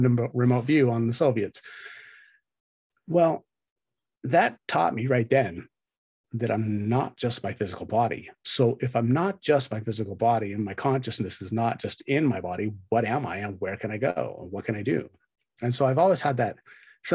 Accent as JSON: {"language": "English", "country": "United States", "said": "as an American"}